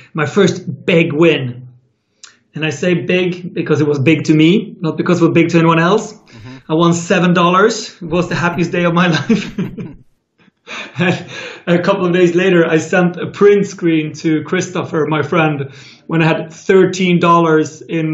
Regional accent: Sweden; my hometown in Sweden

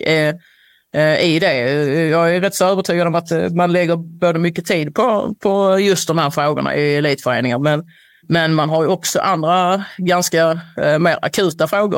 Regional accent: Sweden

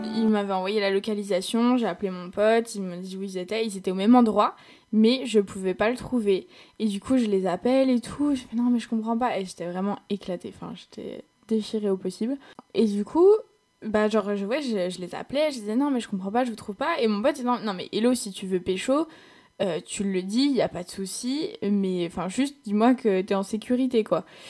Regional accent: France; accent: French; en tant que petite française là-bas, forcément, j'avais un peu de succès parce que les Allemands, ils adorent l'accent euh, l'accent français

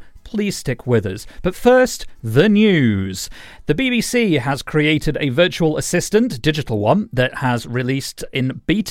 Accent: Wickersley, Yorkshire and the Humber, United Kingdom; including Yorkshire, which is where I am from, although my accent doesn't sound it anymore.

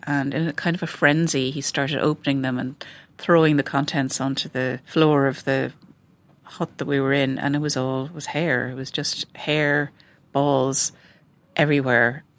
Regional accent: west of Ireland, Ireland; growing up in the West of Ireland

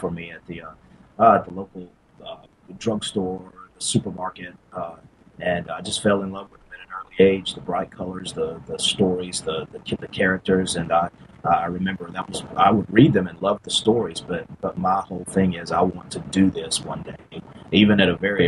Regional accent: Lucedale, Mississippi, United States; I'm from Mississippi, and I'm still here. The Gulf Coast of Mississippi

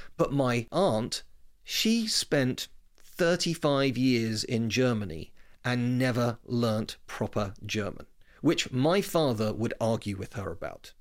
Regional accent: United Kingdom; accent: British; also born or lived in West London; you can tell from my accent I'm clearly British

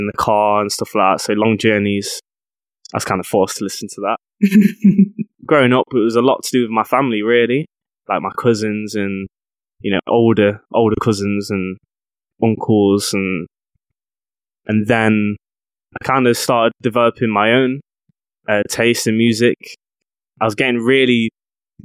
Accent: Mansfield, East Midlands, United Kingdom; I grew up in a small town in the UK called Mansfield. It's just outside the city of Nottingham.

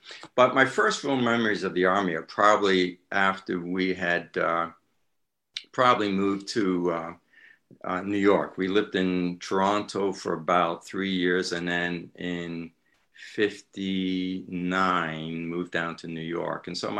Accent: London, United Kingdom; born there; I was born in London, in the Halsden section of London.

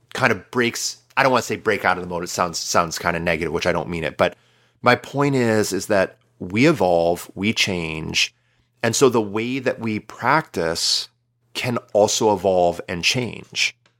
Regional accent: United States

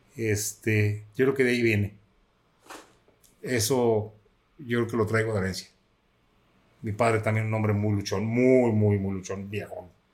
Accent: Quitupan, Jalisco, Mexico; el lugar donde yo nací, que es el municipio de Quitupan, Jalisco

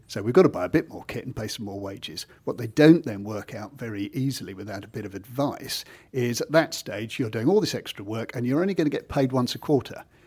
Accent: Kent, South East England, United Kingdom; moved away as an adult; now in Norfolk, United Kingdom; I've only been in Norfolk for the last nearly thirty years, so I'm still coming from Kent

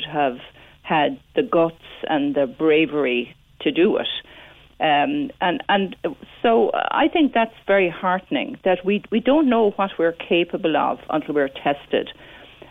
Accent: Midleton, Munster, Ireland; when I was growing up in Middleton

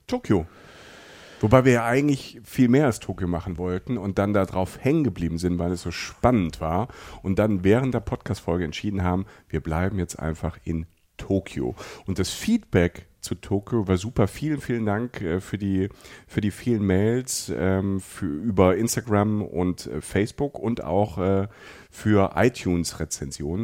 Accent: Germany; bei uns in Deutschland

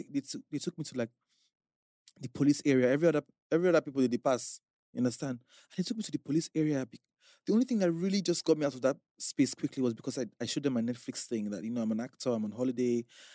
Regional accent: Nigeria

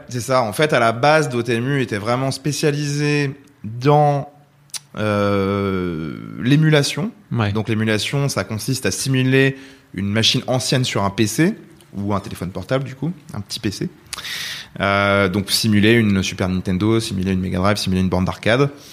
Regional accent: France; also born or lived in Rouen, France / California, United States; on est français

